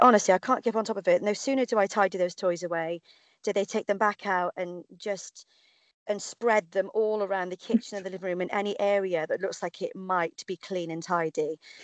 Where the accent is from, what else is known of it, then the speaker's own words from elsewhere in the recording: Cardiff, Wales, United Kingdom; the Cardiff Half, um, obviously because it's my hometown